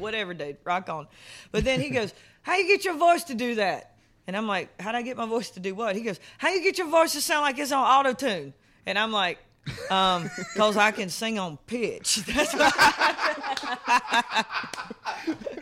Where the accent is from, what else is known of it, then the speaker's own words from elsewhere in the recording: South Carolina, United States; moved away; I'm from South Carolina, so we've got tons and tons of, like, urban music there